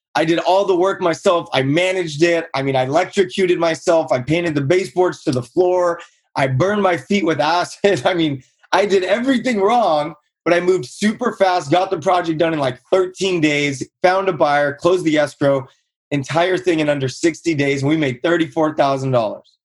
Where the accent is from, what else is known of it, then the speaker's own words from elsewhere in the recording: Buena Park, California, United States; grew up in Buena Park, California, played sports my whole life.